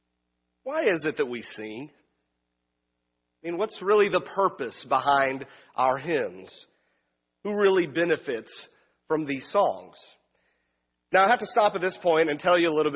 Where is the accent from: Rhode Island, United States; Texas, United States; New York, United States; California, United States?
Texas, United States; Wichita Falls; now in Wichita, United States; my hometown of Wichita Falls, Texas, about 4.5 hour drive straight south from here, the other Wichita